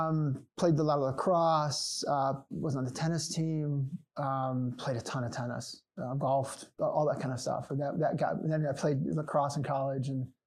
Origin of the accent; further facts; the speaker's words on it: Chicago, Illinois, United States; From Chicago.